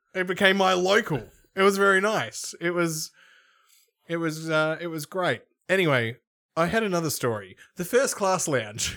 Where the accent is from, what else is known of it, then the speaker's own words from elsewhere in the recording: Melbourne, Victoria, Australia; I'm from Melbourne